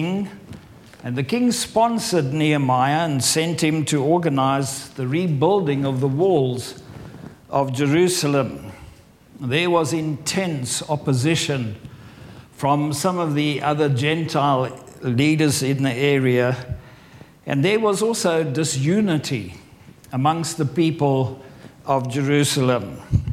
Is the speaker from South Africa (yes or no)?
yes; South Africa; moved away as an adult; also born or lived in Farnham, England; now in England; I'm from South Africa, but I've lived in England for over 23 years